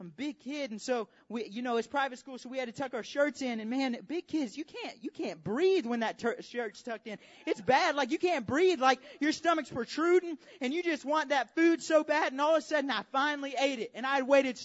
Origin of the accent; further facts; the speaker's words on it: Alabama, United States; I say mug because I'm from Alabama